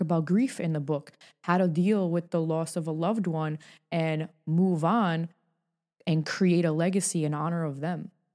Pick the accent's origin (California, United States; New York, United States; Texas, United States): New York, United States; moved away as an adult; now in Hollywood, United States; I'm born and raised in New York